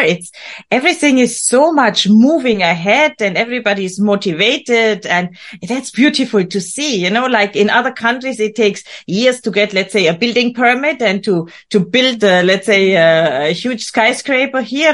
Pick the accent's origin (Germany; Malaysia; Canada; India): Germany; Bavaria; I was born and raised in Bavaria, in the beautiful countryside of Germany, Germans, uh, Germany's south